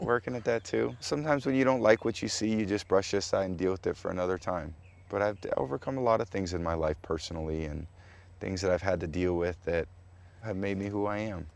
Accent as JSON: {"language": "English", "town": "San Mateo", "region": "California", "country": "United States", "tie": "born or raised there", "said": "I was growing up on Portola Drive in San Mateo, California"}